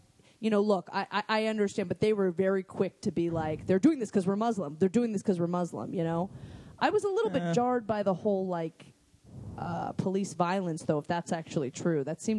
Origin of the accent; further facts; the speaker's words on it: Boston, Massachusetts, United States; I am from Boston, Massachusetts.